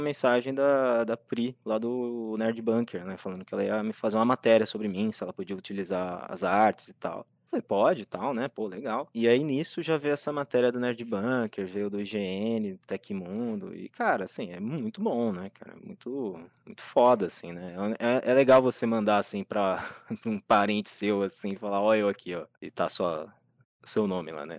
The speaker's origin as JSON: {"language": "Portuguese", "country": "Brazil", "said": "eu sou brasileiro"}